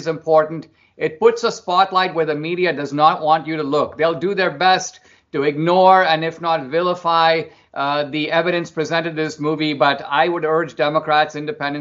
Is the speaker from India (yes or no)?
yes; India; now in United States; growing up in India, I grew up in a middle-class family